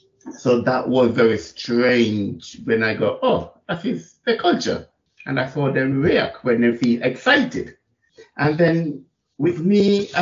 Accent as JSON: {"language": "English", "country": "Jamaica", "moved": "yes", "lives_now": "England, United Kingdom", "said": "We're coming from Jamaica and coming to England and start working in the prison service."}